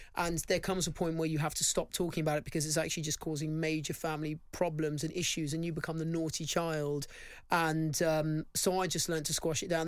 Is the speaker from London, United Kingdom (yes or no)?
yes; London, United Kingdom; I grew up in a really nice part of London